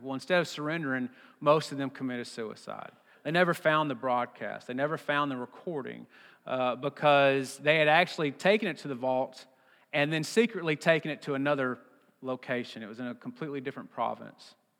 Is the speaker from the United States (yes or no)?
yes; Texas, United States; I'm from Texas